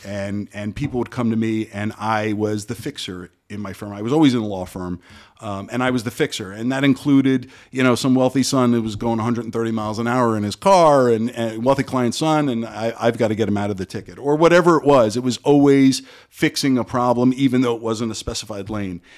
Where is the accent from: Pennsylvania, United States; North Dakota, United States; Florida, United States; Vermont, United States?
Florida, United States; Parkland; I grew up in Parkland, went to Stoneman Douglas for high school